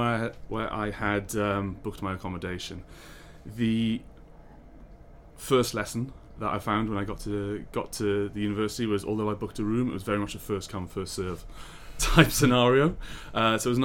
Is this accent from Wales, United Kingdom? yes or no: yes; Swansea, Wales, United Kingdom; moved away; I'm in fact from Swansea